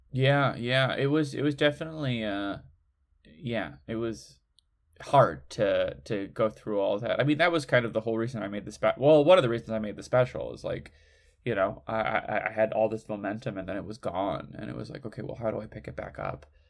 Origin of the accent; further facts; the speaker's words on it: Midwest, United States; moved away; growing up in the Midwest